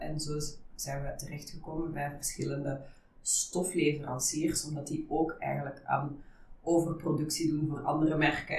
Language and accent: Dutch; Ghent, Flanders, Belgium; also born or lived in Netherlands; ik ben oorspronkelijk Nederlandse. Mhm. Eh, ik woon ondertussen wel echt al bijna heel mijn leven in Gent